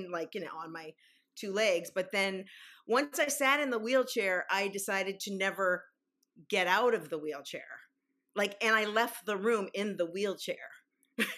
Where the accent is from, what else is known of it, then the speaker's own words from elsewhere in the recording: Midwest, United States; I'm actually from the Midwest